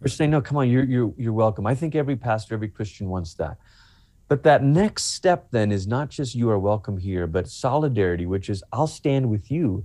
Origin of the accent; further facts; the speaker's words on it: Malaysia; moved away; I'm originally from Malaysia